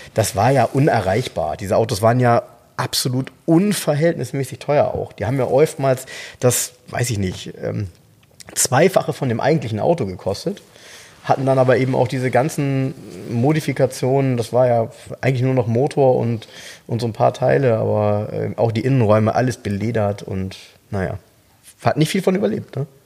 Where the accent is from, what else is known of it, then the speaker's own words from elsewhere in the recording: Soltau, Lower Saxony, Germany; in Soltau, äh, jetzt kommt wieder meine Heimat